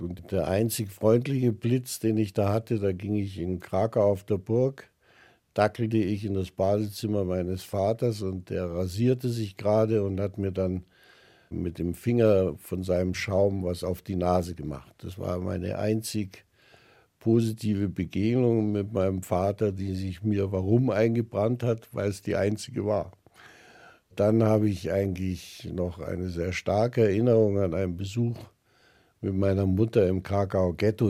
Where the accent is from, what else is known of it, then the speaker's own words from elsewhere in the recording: Germany; sind wir Deutsche